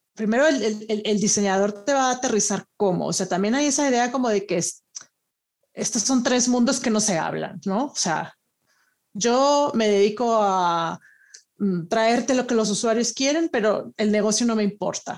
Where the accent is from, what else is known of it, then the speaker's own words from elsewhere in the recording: Monterrey, Nuevo León, Mexico; moved away as an adult; also born or lived in Italy; now in Madrid, Spain; yo originalmente soy de Monterrey